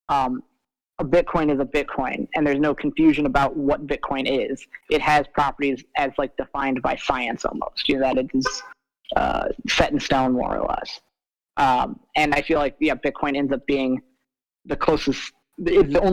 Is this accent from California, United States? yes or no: no; Iowa, United States; I grew up in Iowa